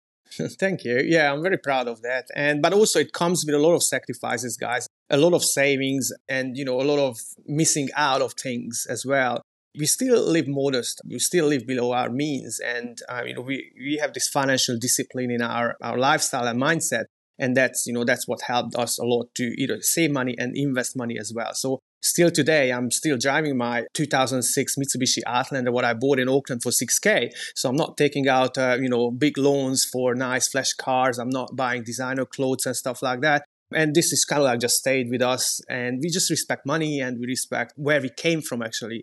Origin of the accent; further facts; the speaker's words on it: Hungary; moved away as an adult; also born or lived in Scotland / New Zealand; now in Queenstown, New Zealand; I'm originally from Hungary